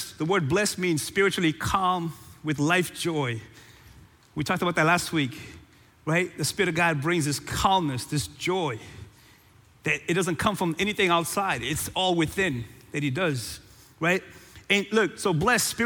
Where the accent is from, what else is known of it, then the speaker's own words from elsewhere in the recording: Cape Verde; moved away; born and raised in Cape Verde